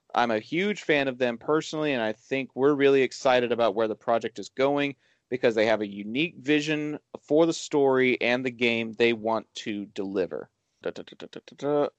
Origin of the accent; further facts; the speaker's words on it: Dallas Fort Worth area, Texas, United States; here in my hometown